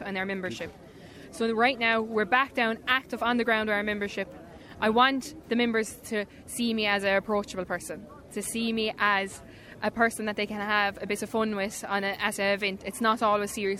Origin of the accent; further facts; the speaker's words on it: Athlacca, County Limerick, Munster, Ireland; I'm from a small village called Atlaca in County Limerick